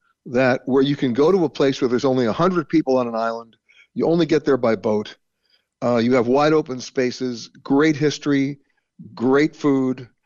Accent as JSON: {"language": "English", "country": "United States", "said": "I'm talking now as an American"}